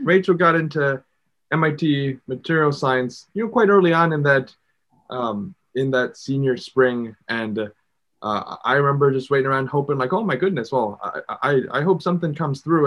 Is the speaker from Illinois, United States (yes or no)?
yes; Chicago, Illinois, United States; I grew up in Chicago